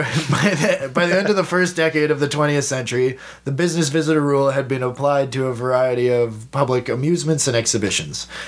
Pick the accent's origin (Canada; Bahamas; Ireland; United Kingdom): Canada; Toronto, Ontario; we're from Toronto